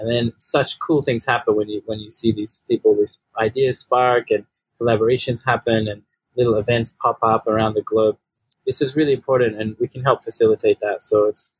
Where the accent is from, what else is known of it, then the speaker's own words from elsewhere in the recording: Australia; also born or lived in Sydney; became Muslim where I grew up here in Australia